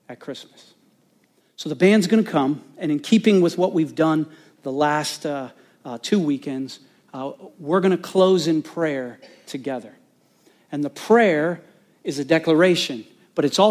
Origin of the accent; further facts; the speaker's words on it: Bloomington, Indiana, United States; I was born in Bloomington, Indiana